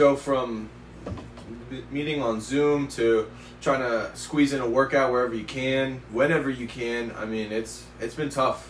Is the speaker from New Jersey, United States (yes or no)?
no; Stamford, Connecticut, United States; I'm from Stamford, Connecticut, little town, right on the border of New York.